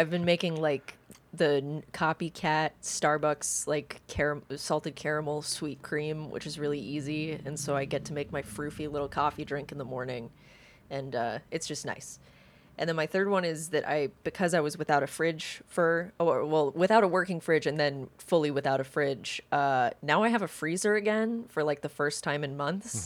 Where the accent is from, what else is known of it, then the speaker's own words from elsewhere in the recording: the South, United States; I grew up in the South